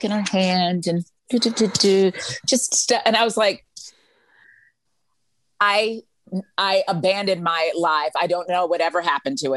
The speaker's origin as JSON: {"language": "English", "town": "Freeport", "region": "Grand Bahama", "country": "Bahamas", "said": "I'm from Freeport, Bahamas. We're here for three more days."}